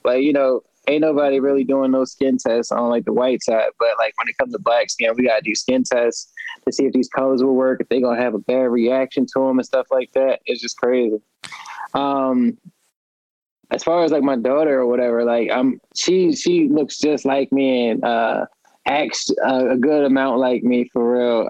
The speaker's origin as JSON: {"language": "English", "region": "upstate New York", "country": "United States", "moved": "yes", "lives_now": "Baltimore, United States", "said": "I'm originally from upstate New York. Um, I've been here in Maryland and Baltimore since '97"}